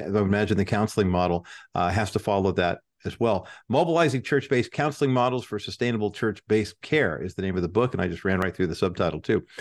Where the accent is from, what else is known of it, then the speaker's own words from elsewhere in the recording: Whittier, California, United States; Whittier, my hometown